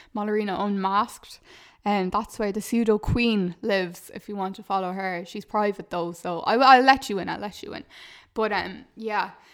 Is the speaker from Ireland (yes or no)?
yes; Ireland; a lot of us are programmed to think as Irish people